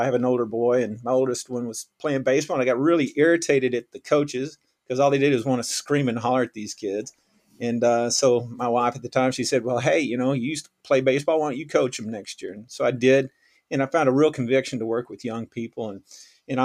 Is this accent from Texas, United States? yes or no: yes; Waxahachie, Texas, United States; moved away as an adult; now in Broward County, Florida, United States; I've been in Broward County coaching since 2002. I started at Deerfield Beach, and I grew up in Texas.